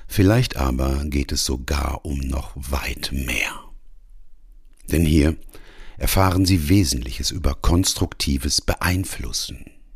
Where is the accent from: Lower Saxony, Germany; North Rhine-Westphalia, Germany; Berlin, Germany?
North Rhine-Westphalia, Germany; Ruhr area; Ich bin nämlich Arbeiterkind. Ich komme aus dem Ruhrgebiet, hab im Bergbau gelernt und gearbeitet